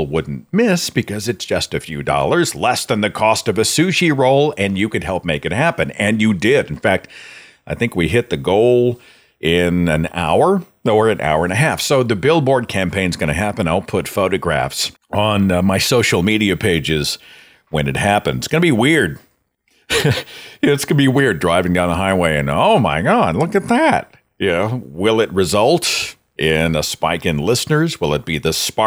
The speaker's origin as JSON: {"language": "English", "town": "Tulsa", "region": "Oklahoma", "country": "United States", "tie": "born or raised there", "said": "my hometown of Tulsa"}